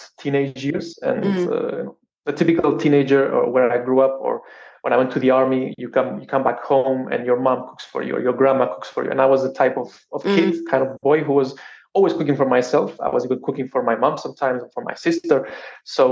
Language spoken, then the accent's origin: English; Cyprus; I grew up in Cyprus